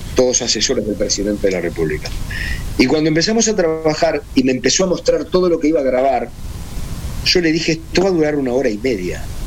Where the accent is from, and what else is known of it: Uruguay